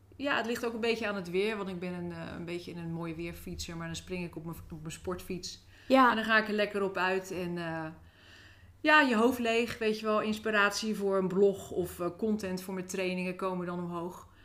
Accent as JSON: {"language": "Dutch", "town": "Rotterdam", "region": "South Holland", "country": "Netherlands", "tie": "born or raised there", "lives_now": "Nieuwerkerk aan den IJssel, Netherlands", "said": "Ik ben opgegroeid in eh, Rotterdam."}